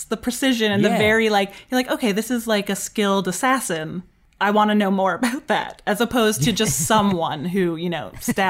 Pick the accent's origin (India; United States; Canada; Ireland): Canada; I'm Canadian, right?